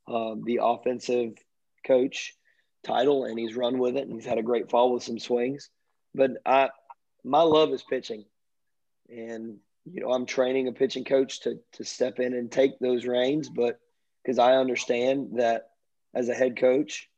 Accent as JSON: {"language": "English", "town": "Richmond Hill", "region": "Georgia", "country": "United States", "tie": "born or raised there", "said": "this is my hometown"}